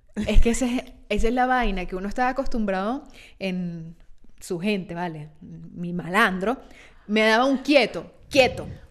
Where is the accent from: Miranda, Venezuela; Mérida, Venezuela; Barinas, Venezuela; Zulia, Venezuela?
Miranda, Venezuela; Petare; now in Italy; soy de Petare